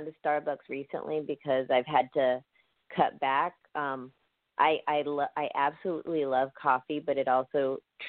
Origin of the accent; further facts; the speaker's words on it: Oakland, California, United States; moved away as an adult; now in Wisconsin, United States; I grew up in Oakland